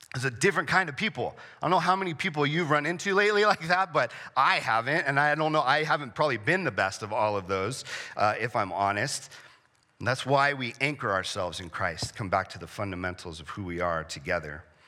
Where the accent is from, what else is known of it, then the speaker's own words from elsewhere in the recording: San Diego, California, United States; I grew up in San Diego